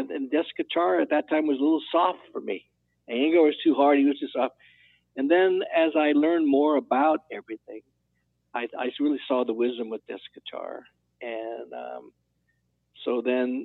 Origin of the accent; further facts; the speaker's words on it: California, United States; I was from California